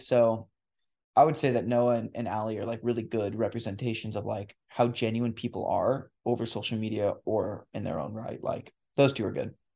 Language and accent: English; La Grande, Oregon, United States; born or raised there